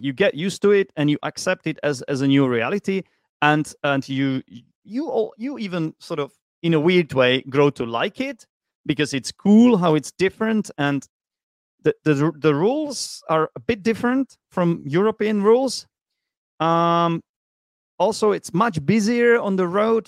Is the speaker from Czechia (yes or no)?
yes; Czechia; moved away as an adult; now in Vietnam; I'm Czech. I come from the Czech Republic.